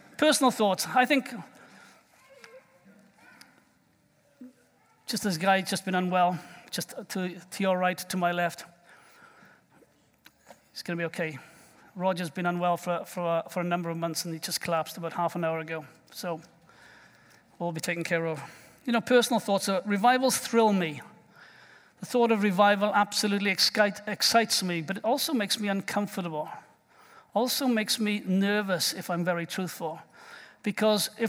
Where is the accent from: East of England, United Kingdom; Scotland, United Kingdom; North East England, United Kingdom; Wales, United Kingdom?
Wales, United Kingdom; moved away; as a Welshman